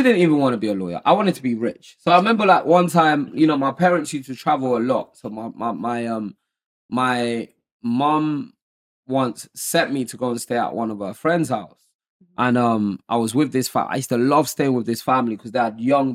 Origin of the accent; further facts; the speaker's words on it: Nigeria; also born or lived in Lagos, Nigeria / Modakeke, Osun, Nigeria; now in United Kingdom; growing up, I grew up in Nigeria. I was born there. I was born in Lagos